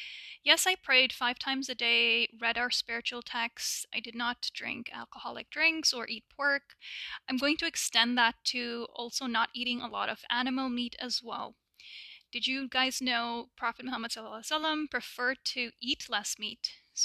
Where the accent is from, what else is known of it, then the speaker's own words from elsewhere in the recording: Dubai, United Arab Emirates; So I was born and raised in Dubai in the Middle East by Pakistani parents.